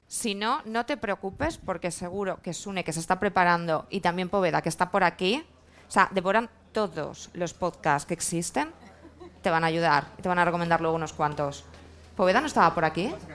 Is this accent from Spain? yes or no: yes; Valencian Community, Spain; yo soy valenciana